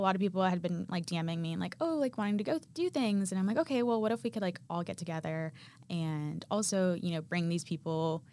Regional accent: Arkansas, United States; moved away as an adult; now in Nashville, United States; I'm from Arkansas

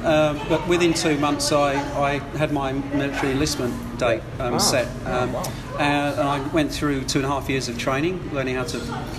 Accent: London, United Kingdom; moved away as an adult; now in Australia; I grew up in the UK in London.

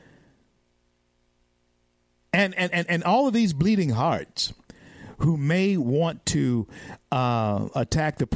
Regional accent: United States; I'm an American

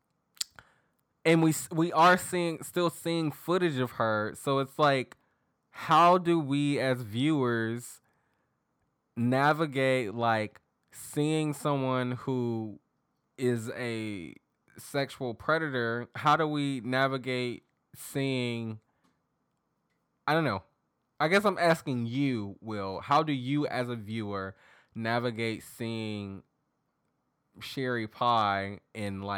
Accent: the South, United States; accent: southern; my southern accent's coming out.

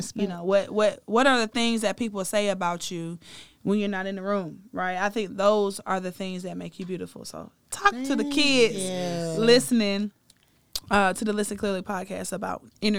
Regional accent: the South, United States; Like I told you, when I was growing up in the South, if you weren't thick, nobody was looking at you per se.

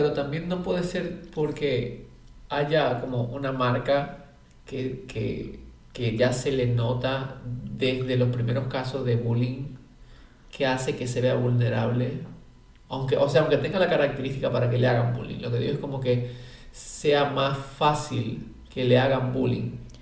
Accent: Dominican Republic; born or raised there

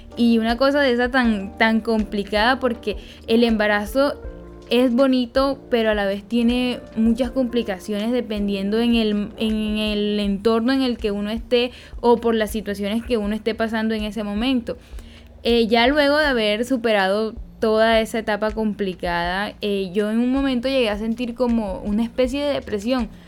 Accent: Peñoncito, Magdalena, Colombia; soy de Peñoncito Magdalena

